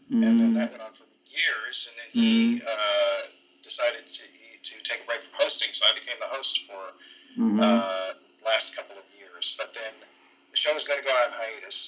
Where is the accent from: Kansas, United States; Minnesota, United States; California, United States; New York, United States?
California, United States; Arcata; also born or lived in Eureka, California; Northern California, a place called Arcata.